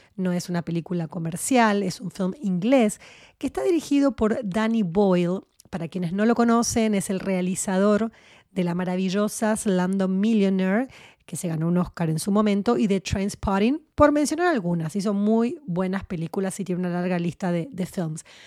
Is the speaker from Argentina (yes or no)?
yes; Argentina; era muy chiquitita cuando se vivió la dictadura en mi país, en Argentina